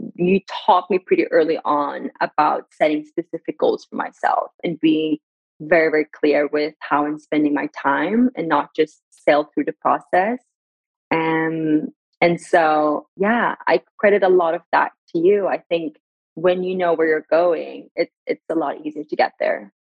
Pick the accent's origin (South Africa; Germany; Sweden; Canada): Sweden; also born or lived in Iran / Gothenburg; born in Iran in 1994, and then I was raised in Sweden